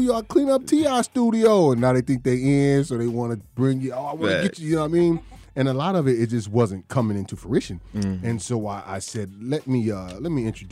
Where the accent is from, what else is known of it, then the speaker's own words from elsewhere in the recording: Illinois, United States; I'm from Illinois.